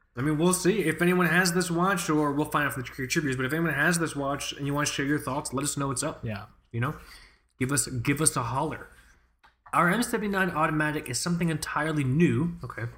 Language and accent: English; United States; as an American